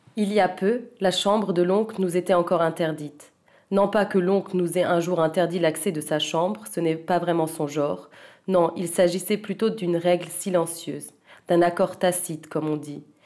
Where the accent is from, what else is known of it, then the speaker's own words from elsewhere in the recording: Zurich, Switzerland; first language French; moved away as an adult; also born or lived in Vienna / Paris; Comme j'ai grandi à Zurich, j'ai tout d'abord écrit en allemand